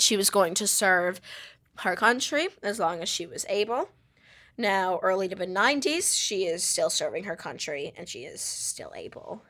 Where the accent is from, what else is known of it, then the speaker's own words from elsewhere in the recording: United States; I'm an American and I do not have a monarch